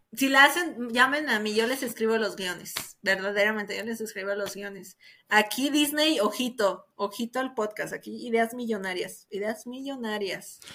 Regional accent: Mexico City, Mexico; aquí en la Ciudad de México, aquí como mexicano

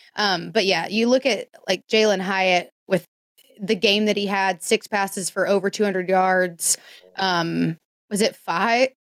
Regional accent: Memphis, Tennessee, United States; I'm from Memphis

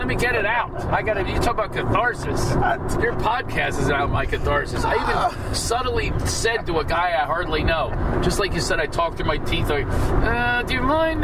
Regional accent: Philadelphia, Pennsylvania, United States; We're both from Philly

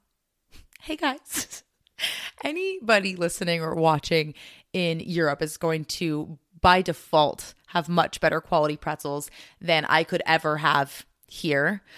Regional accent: United States; being American

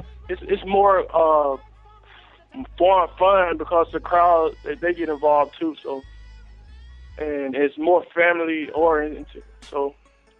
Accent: Dothan, Alabama, United States; moved away as an adult; now in Philadelphia, United States; I'm from Dothan, Alabama, born and raised, you know, from down south

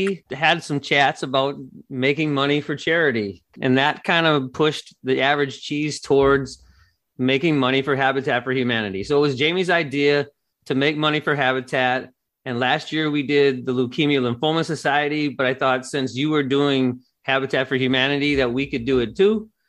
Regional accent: Wisconsin, United States; Todd and I grew up in Wisconsin, so we were almost born Packer fans.

